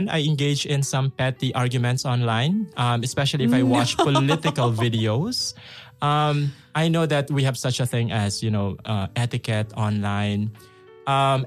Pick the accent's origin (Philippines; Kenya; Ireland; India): Philippines; now in Russia; I'm from the Philippines. I need to somehow reconnect with my roots